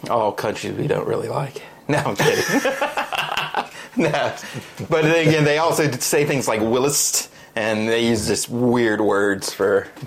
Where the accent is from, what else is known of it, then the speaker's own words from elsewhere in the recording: United States; I'm American